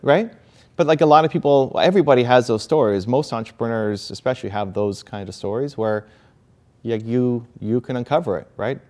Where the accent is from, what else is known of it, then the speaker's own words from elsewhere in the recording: Canada; I was born in Canada